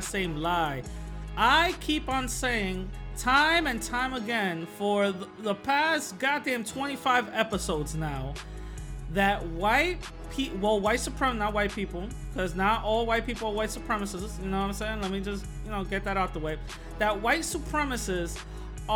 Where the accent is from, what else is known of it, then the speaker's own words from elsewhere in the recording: New York City, New York, United States; I'm from the Bronx, born and raised from the South Bronx